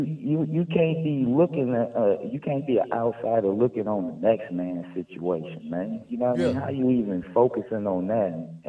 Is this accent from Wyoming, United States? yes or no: no; San Francisco, California, United States; Oh, man, I'm from San Francisco, man.